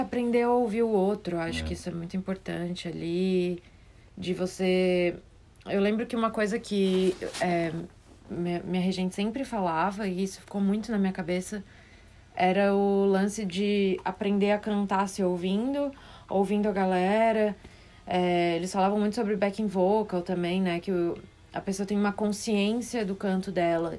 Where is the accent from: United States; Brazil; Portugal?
Brazil; Florianópolis, Santa Catarina; Nasci em Floripa